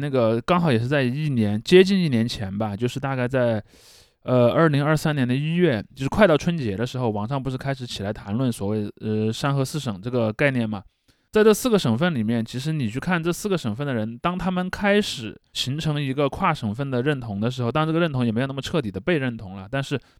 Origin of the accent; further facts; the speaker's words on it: Henan, China; 然后这个东西就导致我们河南人失去了非常重要的一个